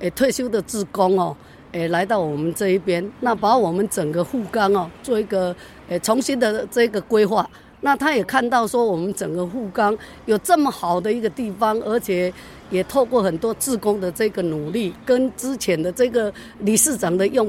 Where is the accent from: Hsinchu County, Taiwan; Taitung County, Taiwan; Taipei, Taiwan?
Taitung County, Taiwan; Taitung City; 我在这里长大，今年六十几了，嘿，那对整个富冈可以说也算了若指掌。